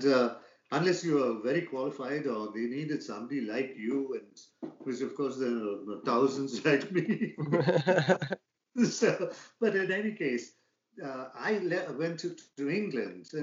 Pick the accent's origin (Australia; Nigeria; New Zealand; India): India; Bangalore, Karnataka; moved away as an adult; now in San Diego, United States; I come from Bangalore, India.